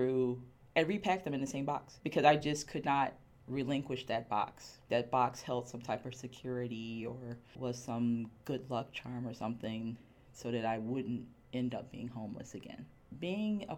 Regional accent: Miami, Florida, United States; moved away as an adult; now in Philadelphia, United States; I am originally from Miami, Florida.

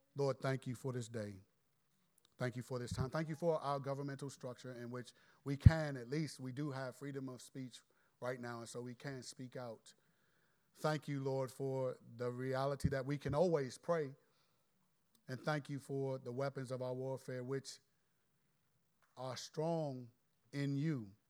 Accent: Landover, Maryland, United States; I'm from Landover and I'm godly

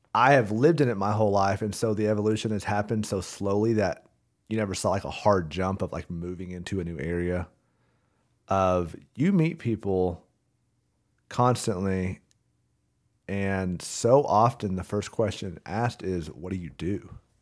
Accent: Rogers, Arkansas, United States; born and raised in Rogers, Arkansas.

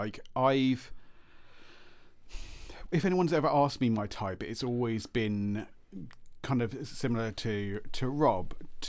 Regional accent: Faversham, South East England, United Kingdom; I visited my hometown. And I completely forgot. I was like just kind of having a wander around. It's in Faversham, in Kent.

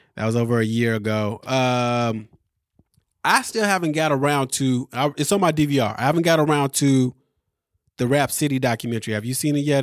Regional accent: Midwest, United States; somebody from the Midwest

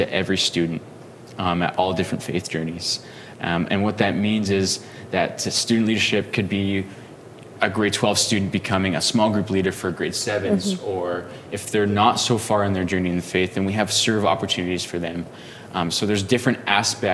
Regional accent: Drumheller, Alberta, Canada; I grew up in a small town called Drumheller, Alberta

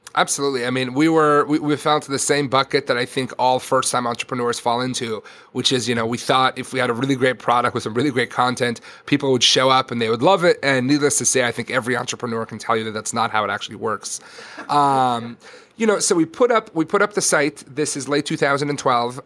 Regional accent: Israel; moved away; I grew up in Israel

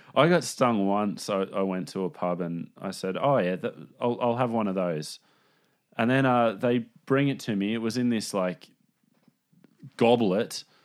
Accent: Sydney, New South Wales, Australia; I grew up in Newtown.

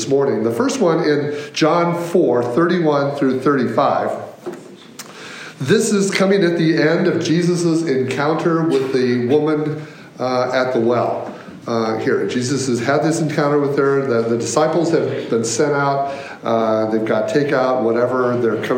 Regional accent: Michigan, United States; moved away as an adult; also born or lived in Virginia; now in Chicago, United States; I'm from Michigan. My wife and I both grew up in Michigan

